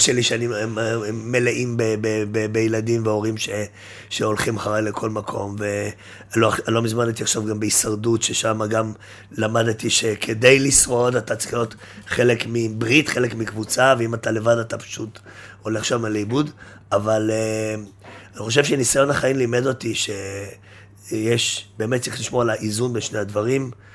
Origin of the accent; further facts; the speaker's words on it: Jerusalem, Jerusalem District, Israel; גדלתי בירושלים